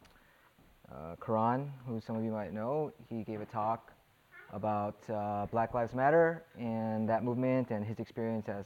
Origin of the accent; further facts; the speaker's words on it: suburbs of Los Angeles, Southern California, United States; moved away as an adult; now in Chicago, United States; I grew up in Southern California in near LA, the suburbs